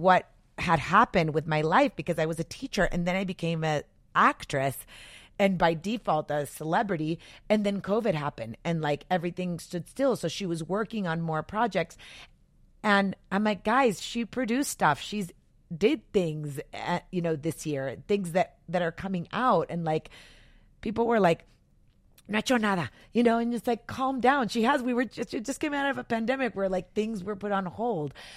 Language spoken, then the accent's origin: English; El Paso, Texas, United States; moved away as an adult; also born or lived in Tucson; growing up in El Paso, yes, there were more girls that looked like me